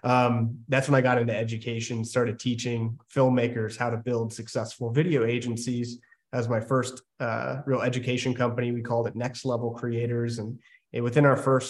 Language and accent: English; Maryland, United States; I grew up in Maryland